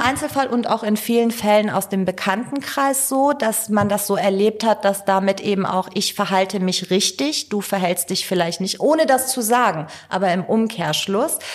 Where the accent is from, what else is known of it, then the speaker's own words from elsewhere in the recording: Cologne, North Rhine-Westphalia, Germany; also born or lived in Tehran, Iran / northern Iran; ich bin in Köln-Kalk groß geworden.